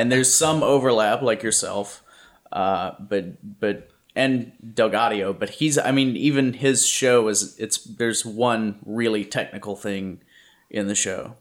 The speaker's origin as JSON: {"language": "English", "region": "Louisiana", "country": "United States", "tie": "born or raised there", "moved": "yes", "lives_now": "California, United States", "said": "I grew up in Louisiana, and I had forgotten what humidity like this feels like"}